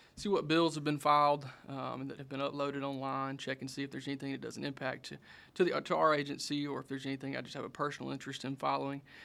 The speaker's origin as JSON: {"language": "English", "area": "Mendenhall", "region": "Mississippi", "country": "United States", "tie": "born or raised there", "said": "I grew up in Minnehaha, Mississippi, uh, down in Simpson County"}